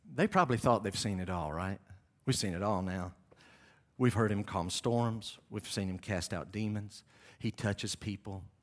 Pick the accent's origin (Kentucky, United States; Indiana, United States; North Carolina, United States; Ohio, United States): North Carolina, United States; moved away; I'm from North Carolina